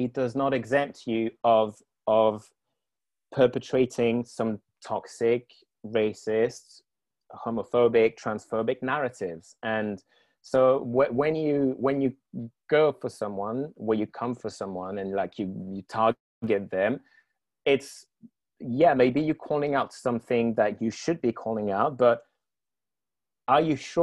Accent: Guadeloupe; moved away; I grew up in the Caribbean, in the French Caribbean

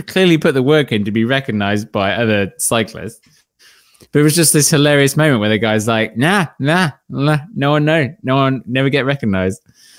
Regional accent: Canada; I'm from Canada

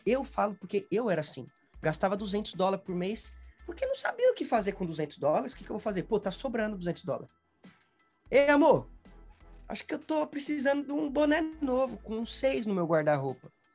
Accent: Guarulhos, São Paulo, Brazil; moved away as an adult; now in Smithfield, Rhode Island, United States; a minha vida toda eu morei em Guarulhos. Eu sempre falo, tipo assim, eu sempre morei na mesma casa, na mesma casa, tipo 26 anos

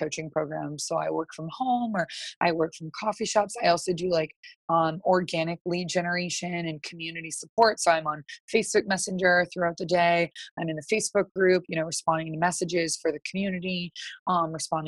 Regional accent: East Coast, United States; I'm from the East Coast.

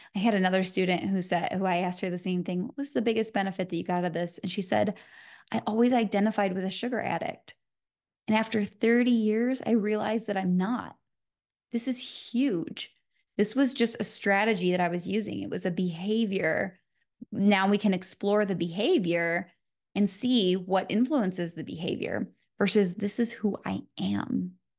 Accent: Michigan, United States; I'm from Michigan

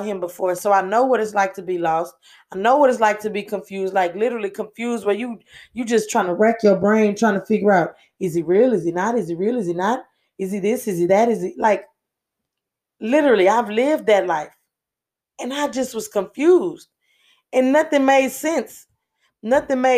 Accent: Houston, Texas, United States; And I'm from Houston, Texas, born and raised.

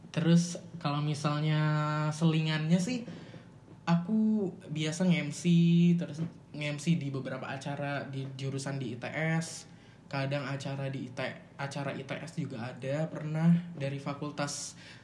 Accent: Samarinda, East Kalimantan, Indonesia; moved away as an adult; now in Surabaya, Indonesia; aku asalnya dari Samarinda

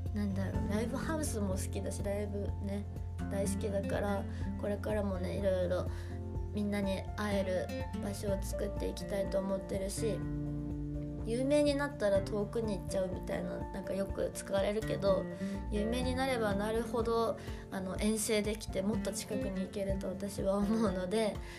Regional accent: Hokkaido, Japan; now in Tokyo, Japan; 私北海道出身なんですけど

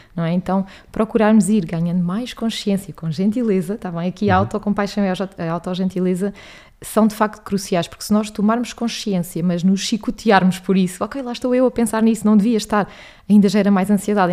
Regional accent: Alentejo, Portugal; moved away as an adult; now in Lisbon, Portugal; sou natural do Alentejo

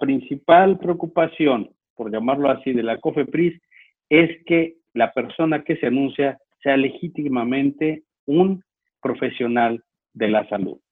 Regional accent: Mexico; now in Chihuahua, Mexico; como muchos mexicanos

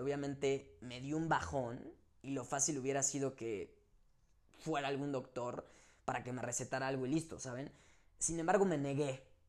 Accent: Mexico; como mexicanos y latinos

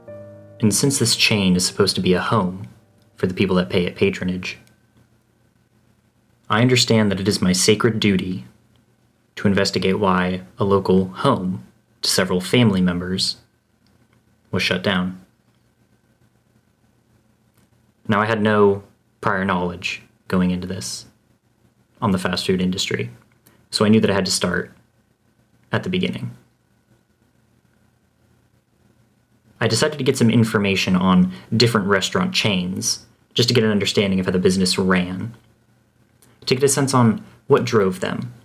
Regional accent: the South, United States; Growing up in the South

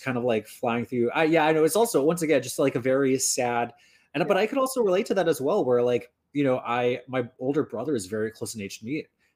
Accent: Northern Ontario, Canada; I grew up in Northern Ontario

